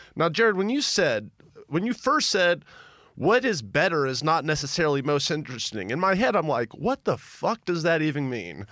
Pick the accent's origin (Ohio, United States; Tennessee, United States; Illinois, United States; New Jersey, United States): Tennessee, United States; Memphis; I remember being a little boy, uh, growing up in Memphis, Tennessee